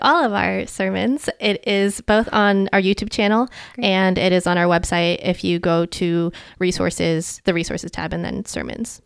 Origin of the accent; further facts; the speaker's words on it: home in Maryland, United States; growing up in America.